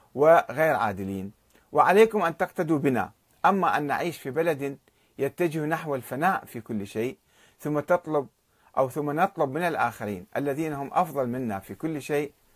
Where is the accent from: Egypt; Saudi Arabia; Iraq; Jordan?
Iraq